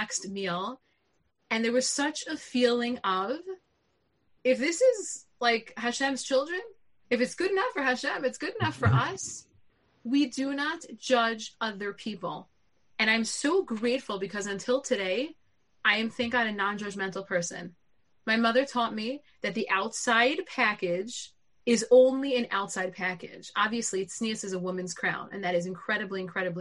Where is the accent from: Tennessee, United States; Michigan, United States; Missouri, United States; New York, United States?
New York, United States; Lawrence; I grew up in Lawrence in the Five Towns